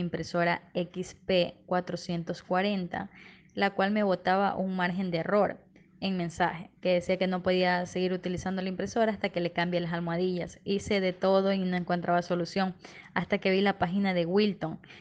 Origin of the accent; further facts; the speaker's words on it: Ecuador; soy de Ecuador.